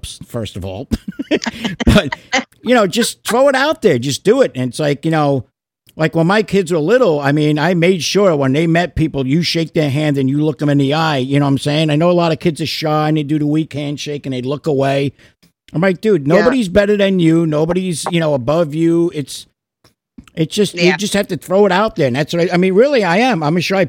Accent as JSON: {"language": "English", "region": "New York", "country": "United States", "moved": "yes", "lives_now": "Florida, United States", "said": "I'm still a New Yorker"}